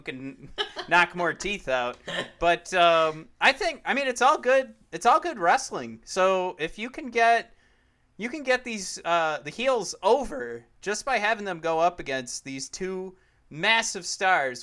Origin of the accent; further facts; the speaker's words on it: Detroit, Michigan, United States; we're from Detroit. We watch the Lions play football